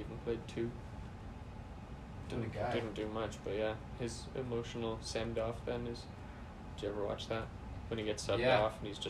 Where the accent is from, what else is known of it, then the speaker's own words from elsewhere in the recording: Ireland; because I'm Irish.